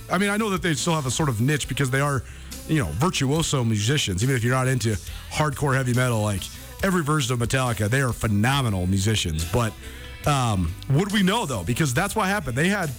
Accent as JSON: {"language": "English", "town": "Missoula", "region": "Montana", "country": "United States", "tie": "born or raised there", "said": "when I was a little kid growing up in Missoula, I used to love listening to Craig Johnson on the radio."}